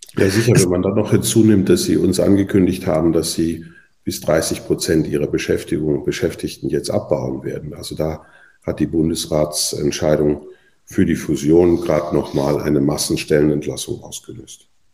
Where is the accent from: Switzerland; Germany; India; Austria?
Switzerland; bei uns in der Schweiz